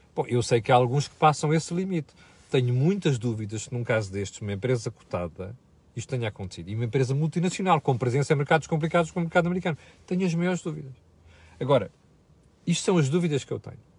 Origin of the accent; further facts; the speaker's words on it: Portugal; nós, portugueses